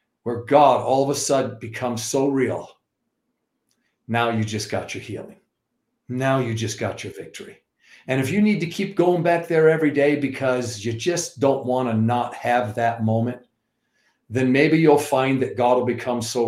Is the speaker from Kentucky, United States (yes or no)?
no; New York, United States; I'm also from New York